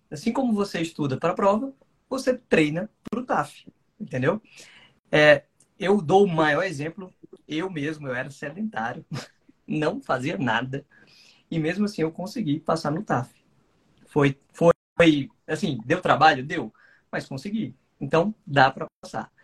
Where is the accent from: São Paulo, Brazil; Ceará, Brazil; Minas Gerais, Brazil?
Ceará, Brazil; also born or lived in Distrito Federal; now in Brasília, Brazil; eu, originalmente, né, sou cearense